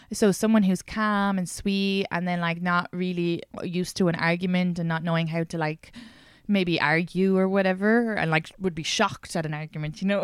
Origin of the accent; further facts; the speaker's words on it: Ireland; moved away; I grew up in Ireland